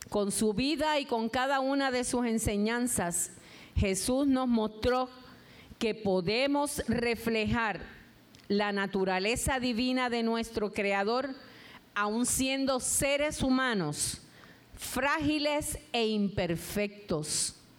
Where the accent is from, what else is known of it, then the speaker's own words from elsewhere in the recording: Puerto Rico; tenemos que salir afuera a recoger café, tomate y todos los frutos de nuestra tierra